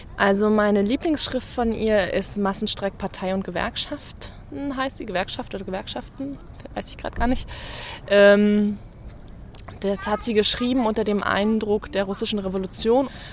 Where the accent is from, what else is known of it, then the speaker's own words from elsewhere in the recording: East Germany, Germany; Ich bin in der DDR geboren